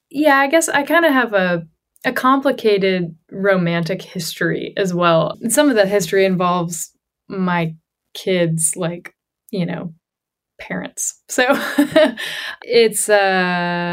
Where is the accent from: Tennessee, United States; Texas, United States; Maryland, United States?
Tennessee, United States; Johnson City; moved away as an adult; my hometown in Johnson City, Tennessee, which is East Tennessee